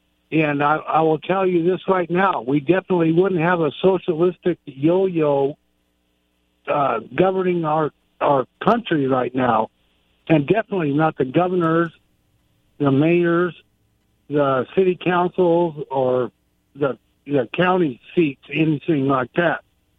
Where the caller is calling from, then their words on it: Goldendale, Washington, United States; Okay, I'm sorry. Yeah, this is … from Goldendale.